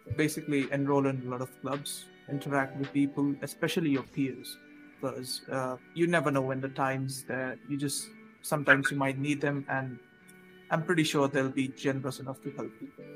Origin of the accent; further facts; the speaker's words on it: India; I'm currently studying from my home here in India.